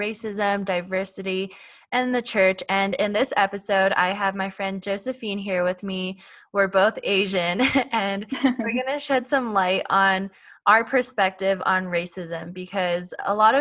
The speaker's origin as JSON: {"language": "English", "country": "Canada", "tie": "born or raised there", "said": "I was born and raised in Canada"}